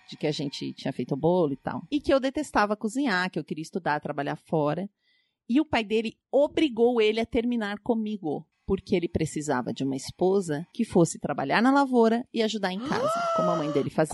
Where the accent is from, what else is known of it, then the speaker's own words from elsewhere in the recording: Pato Branco, Paraná, Brazil; now in São Paulo, Brazil; Eu vim de Pato Branco, que tem 80 mil habitantes no interior do Paraná.